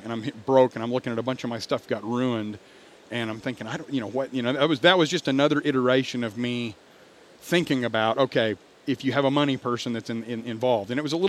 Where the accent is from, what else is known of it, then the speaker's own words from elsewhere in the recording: Richardson, Texas, United States; also born or lived in Memphis, Tennessee; I grew up in Richardson. I didn't grow up on a ranch